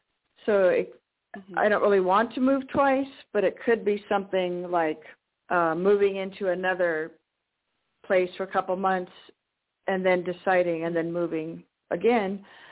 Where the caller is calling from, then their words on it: Washington, United States; from Washington State.